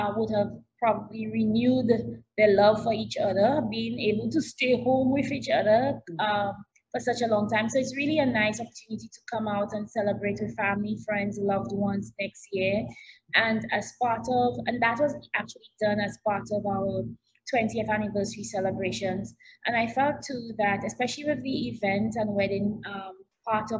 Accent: St. Lucia; moved away; also born or lived in St. Kitts; I'm originally from St. Lucia

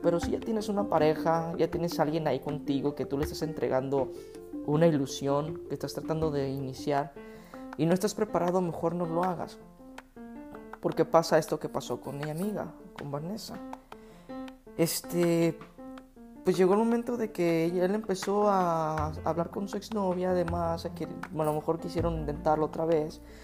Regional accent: Guadalajara, Jalisco, Mexico; En México decimos, en Guadalajara decimos chido

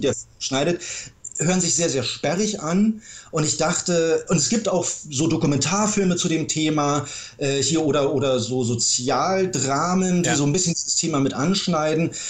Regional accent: Berlin, Germany; also born or lived in Ludwigsburg; ich bin tatsächlich geborener Berliner

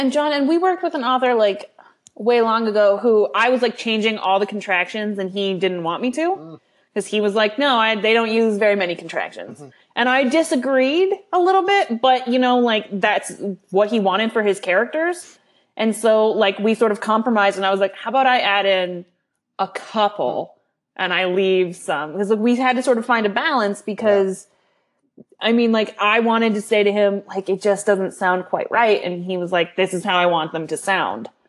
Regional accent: California, United States; I was born in California

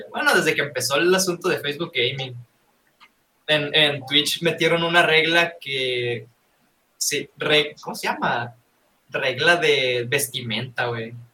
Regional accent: Guasave, Sinaloa, Mexico; yo soy, yo soy de Guasave, güey, de Guasave, Sinaloa.

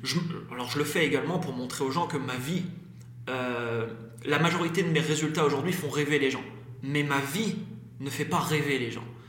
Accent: Brittany, France; moved away as an adult; j'ai quitté la Bretagne euh, parce qu'avant, voilà, j'ai une vie un peu compliquée en Bretagne

